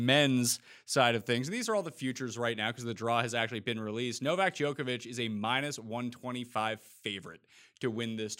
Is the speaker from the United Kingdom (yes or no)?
no; Canada; I'm Canadian